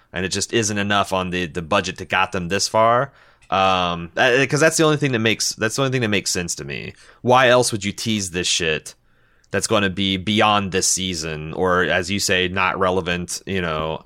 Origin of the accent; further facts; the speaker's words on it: Midwest, United States; we're from the Midwest